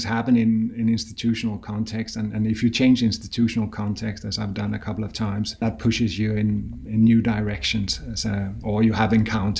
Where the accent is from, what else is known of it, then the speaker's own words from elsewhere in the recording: Copenhagen, Capital Region of Denmark, Denmark; moved away as an adult; also born or lived in Paris, France; now in Oxford, United Kingdom; I'm from Copenhagen, so I'm Danish.